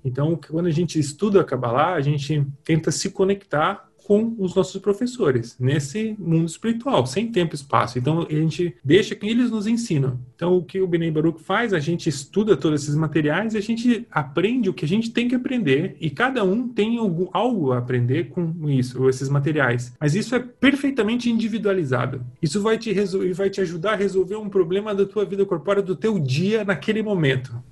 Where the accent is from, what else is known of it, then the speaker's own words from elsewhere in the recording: Brazil; eu nasci no Brasil no, nos anos 80